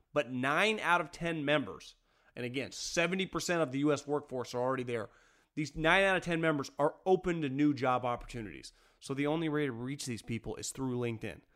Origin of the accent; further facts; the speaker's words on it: Northern California, United States; I grew up in Northern California